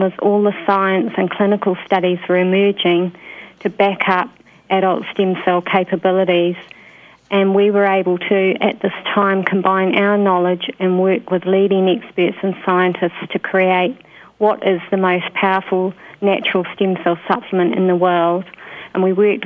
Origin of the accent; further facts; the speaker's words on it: New Zealand; moved away as an adult; also born or lived in United Kingdom / Queensland, Australia; I worked in New Zealand, which is my home country